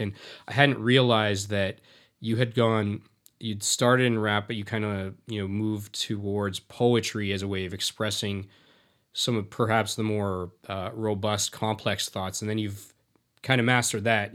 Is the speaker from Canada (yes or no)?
yes; Canada; as a South Asian, I was born in Canada, but my parents are from India.